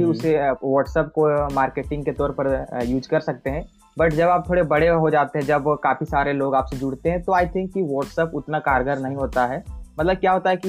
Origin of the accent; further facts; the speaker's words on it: Bokaro, Jharkhand, India; मैं बोकारो झारखंड से हूँ